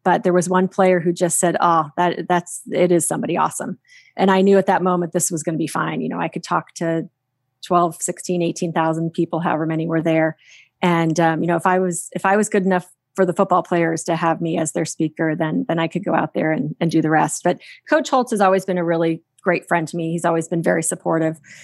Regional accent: Phoenix, Arizona, United States; born or raised there

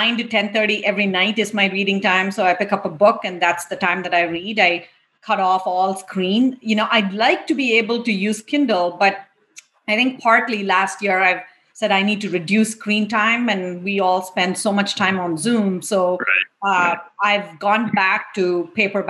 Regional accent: India; moved away as an adult; I grew up in India. I went to undergrad and engineering school in India.

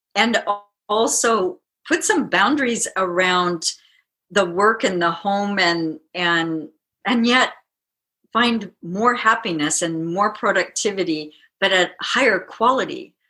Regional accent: Midwest, United States; I'm from the Midwest

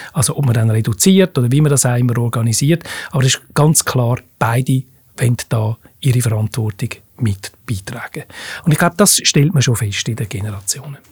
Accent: Switzerland; bei uns in der Schweiz

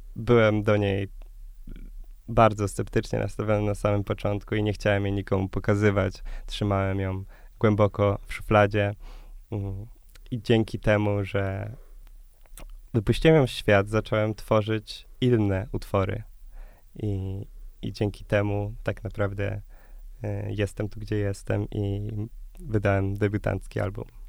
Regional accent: Krosno, Subcarpathian Voivodeship, Poland; moved away as an adult; now in Warsaw, Poland; pochodzę z Krosna, z małego e, miasta na Podkarpaciu

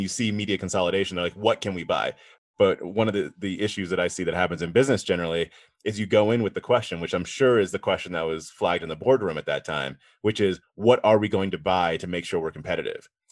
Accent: East Coast, United States; I grew up on the East Coast

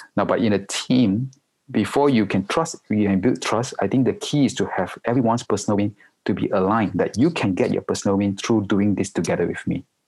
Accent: Malaysia; moved away as an adult; also born or lived in Singapore; now in Hong Kong; I'm a Malaysian, uh, and, but I'm based in Hong Kong for the past 16 years already.

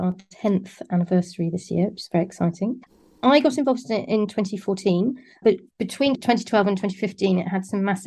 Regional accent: Somerset, South West England, United Kingdom; moved away as an adult; also born or lived in London; I grew up in Somerset and I studied English at university. And then I moved to London

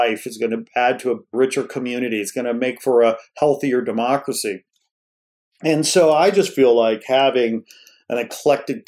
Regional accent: outside Chicago, Illinois, United States; I grew up outside Chicago and I love ditching school and taking the train into the city

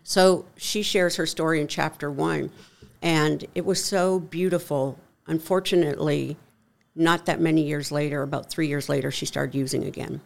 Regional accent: Canada; moved away as an adult; now in United States; born and raised in Canada

